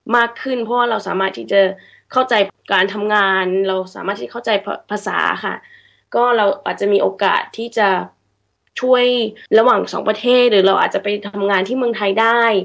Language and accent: Thai; Sydney, New South Wales, Australia; เกิดที่ออสเตรเลีย